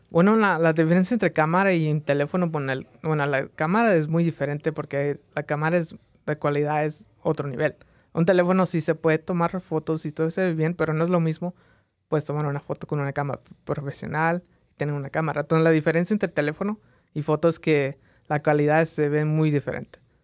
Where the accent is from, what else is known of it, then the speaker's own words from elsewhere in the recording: Las Vegas, Nevada, United States; also born or lived in Mexico; nací en México, vine a Las Vegas a, las, a los tres años de edad, entonces crecí en Las Vegas